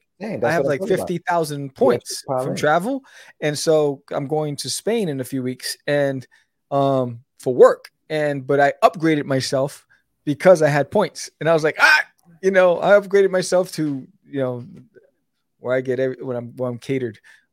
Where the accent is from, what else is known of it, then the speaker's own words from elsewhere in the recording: Queens, New York, United States; The boroughs are tight. The boroughs are tight. I grew up in Queens.